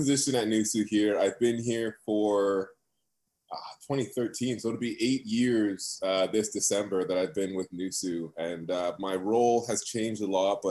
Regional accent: Toronto, Ontario, Canada; moved away as an adult; now in North Bay, Canada; I also grew up in Scarborough in the East End. I'm Markham and Lawrence.

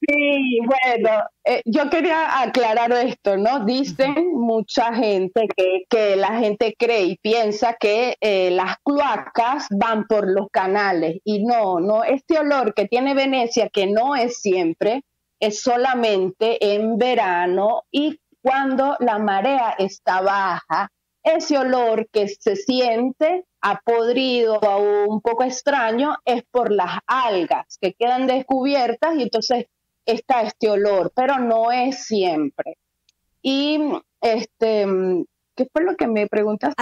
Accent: Venezuela; moved away as an adult; now in Venice, Italy; nos tocó elegir salir de Venezuela porque ya no podíamos más

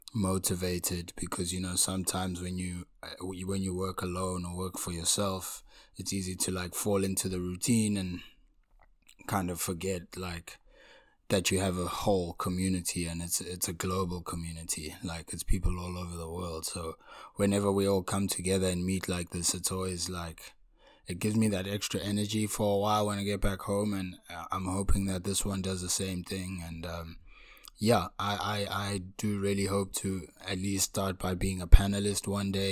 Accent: Pietermaritzburg, KwaZulu-Natal, South Africa; I was born in a town called Pietermaritzburg in province of KwaZulu-Natal.

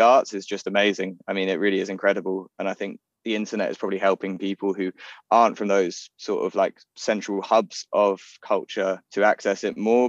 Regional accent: London, United Kingdom; I grew up in Golders Green in North London

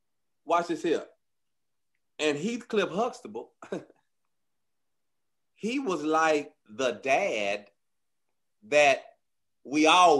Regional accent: Houston, Texas, United States; born or raised there

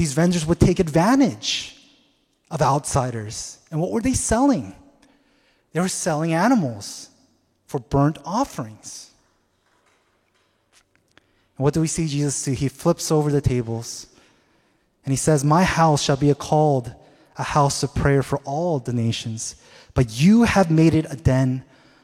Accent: Seattle, Washington, United States; moved away; I'm originally from Seattle

